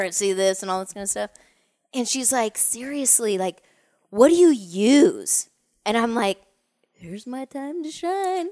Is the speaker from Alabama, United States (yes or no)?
no; Orange County, California, United States; moved away; born and raised in Orange County